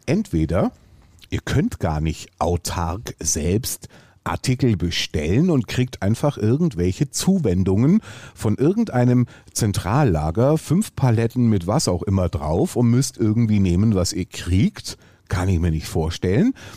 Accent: Swabia, Germany; Ich bin Schwabe.

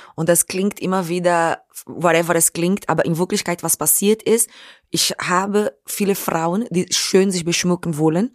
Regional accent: Brazil; German is a second language; now in Germany; meine Schule fing in Brasilien an, in der Favela, wo ich aufgewachsen bin

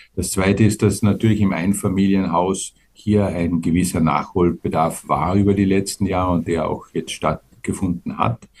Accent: Austria; wir auch als Österreicher

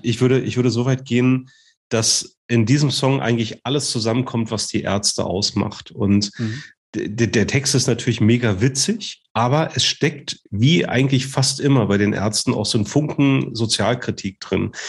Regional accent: Germany; accent: Berlin-Brandenburg dialect; echter Berliner Funzkerl oder, oder vielleicht auch Brandenburger, das weiß man bei unserem Dialekt immer nicht so richtig, ob der jetzt aus Berlin oder aus dem Umland kommt

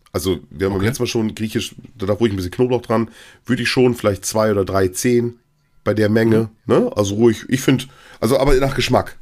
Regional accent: East Frisia, Lower Saxony, Germany; Bei uns in Ostfriesland

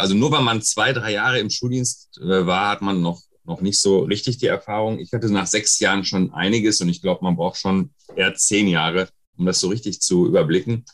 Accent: West Germany, Germany; in Ostdeutschland wurde ich auch als erst das erste Mal als Deutscher bezeichnet, aber als Scheiß Wessi

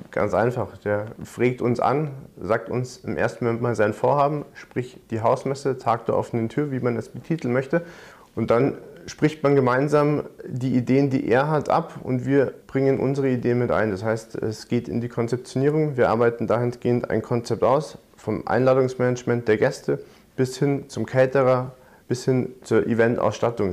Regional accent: Munich, Bavaria, Germany; Ich komme gebürtig aus München, bin dort aufgewachsen

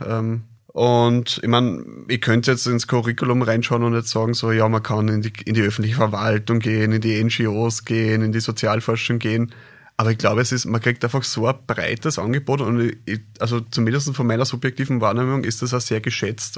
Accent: Krems, Lower Austria, Austria; also born or lived in Linz; ich bin gebürtiger Kremser, also Niederösterreicher

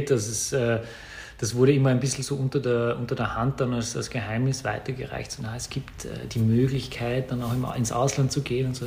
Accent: Vienna, Austria; ich bin äh, in, in, in Wien geboren und aufgewachsen, ähm, bin, äh, hier die, die, die Schule besucht.

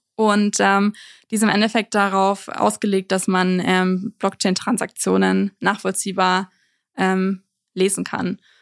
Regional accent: Nuremberg, Bavaria, Germany; moved away as an adult; now in Innsbruck, Austria; ursprünglich, ich komme aus Nürnberg

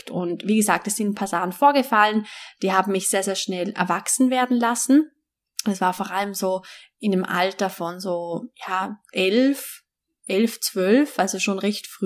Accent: Vorarlberg, Austria; Also, ich bin ja in Westösterreich aufgewachsen. Das Bundesland heißt Vorarlberg. Ich bin in Alltag aufgewachsen.

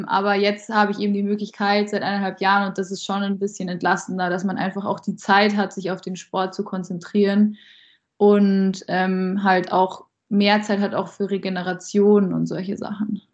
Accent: Landshut, Bavaria, Germany; also born or lived in Ingolstadt; mit der bin ich zusammen in Landshut schon aufgewachsen

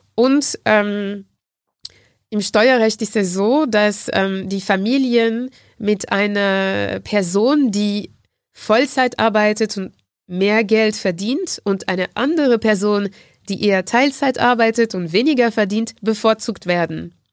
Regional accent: Martinique; German is a second language; moved away; in dem Insel, Insel, wo ich herkomme, Martinique

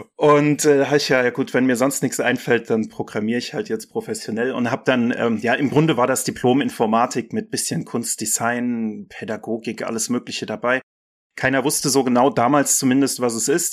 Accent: Mainz, Rhineland-Palatinate, Germany; das schöne Mainz ist meine Heimat und meine Lieblingsstadt.

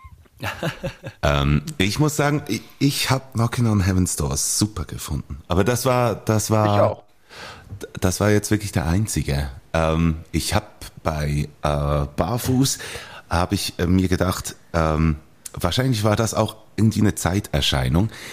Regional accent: Bern, Switzerland; accent: Bernese; ich hatte meinen Dialekt, meinen Berner Dialekt

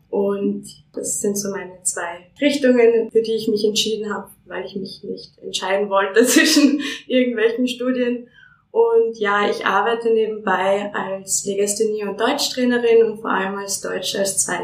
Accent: Finland; moved away as an adult; also born or lived in Munich; now in Vienna, Austria; ich habe meinen Bachelor in Finnland in meiner Heimat gemacht

